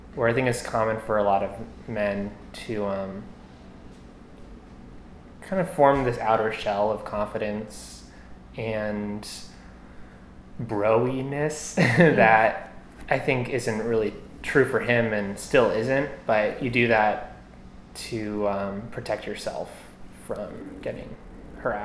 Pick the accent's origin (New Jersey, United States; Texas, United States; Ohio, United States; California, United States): New Jersey, United States; Morristown; I grew up in Morristown, New Jersey.